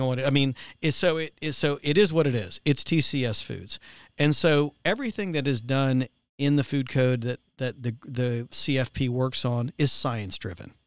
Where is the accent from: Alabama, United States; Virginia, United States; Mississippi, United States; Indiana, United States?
Virginia, United States; I'm from Virginia